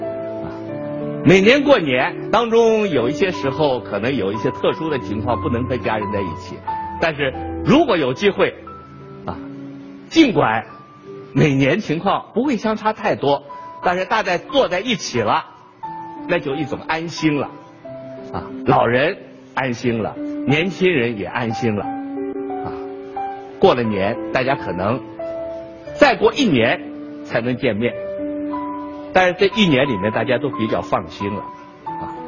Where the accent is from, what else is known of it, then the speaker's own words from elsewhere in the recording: China; 这个感受对我们中国人来说至高无上，